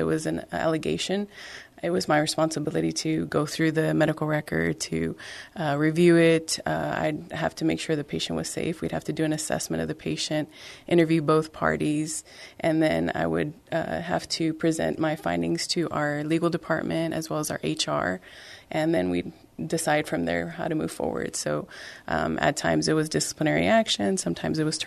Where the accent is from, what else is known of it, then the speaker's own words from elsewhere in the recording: San Benito, Texas, United States; I was born and raised in the Rio Grande Valley, San Benito